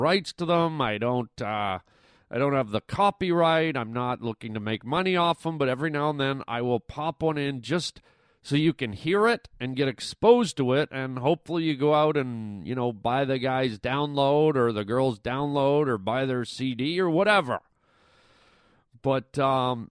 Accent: Canada; growing up in Canada

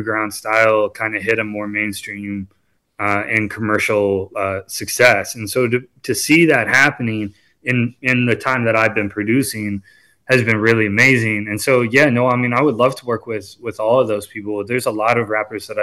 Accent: Wilmington, North Carolina, United States; I grew up in Wilmington

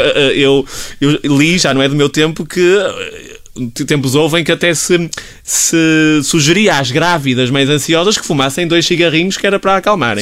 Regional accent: Portugal; enquanto portugueses

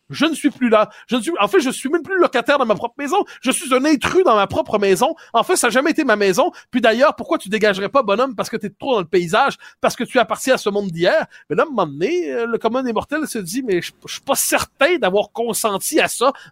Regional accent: Quebec, Canada; moi, on est, on est des Québécois passés date.

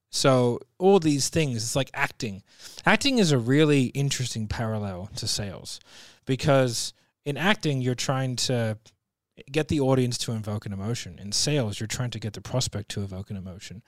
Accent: Sydney, New South Wales, Australia; I'm from Sydney

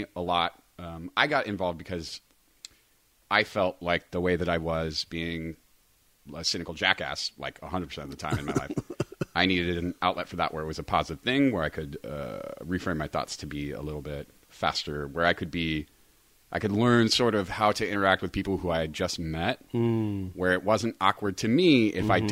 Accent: Sacramento, California, United States; moved away as an adult; now in Los Angeles, United States; I'm from Sacramento

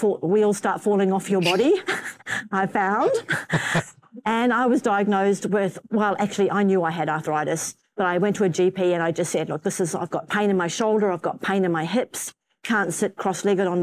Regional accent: Warkworth, Auckland, New Zealand; moved away; also born or lived in Western Australia; Warkworth is a little town that I grew up in.

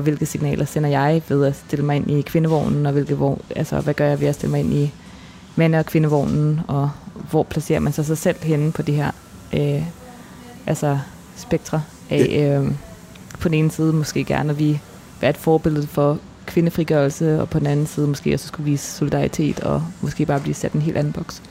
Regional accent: Denmark; also born or lived in Cairo, Egypt; jeg kommer fra Danmark

